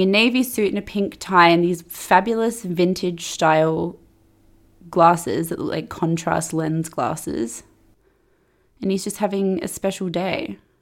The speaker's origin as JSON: {"language": "English", "town": "Perth", "region": "Western Australia", "country": "Australia", "tie": "born or raised there", "said": "I was growing up in Perth"}